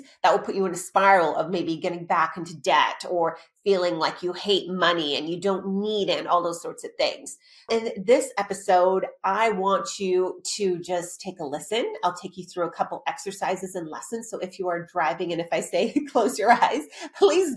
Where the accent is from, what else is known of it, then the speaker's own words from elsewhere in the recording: Australia; also born or lived in Arizona; now in Los Angeles, United States; I am the child of immigrant parents that literally, I was born in Australia.